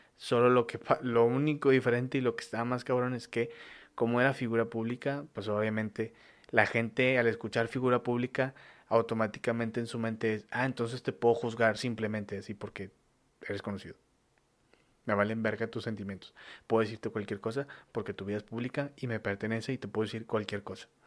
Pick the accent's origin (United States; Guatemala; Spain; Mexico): Mexico; soy mexicano, güey, o sea, soy mexicano